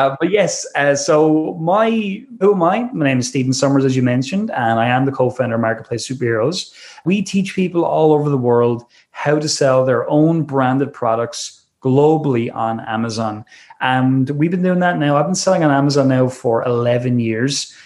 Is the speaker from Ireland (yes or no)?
yes; Wexford, Leinster, Ireland; also born or lived in Dublin; I left my hometown uh, called Wexford in Ireland and uh, I moved up to Dublin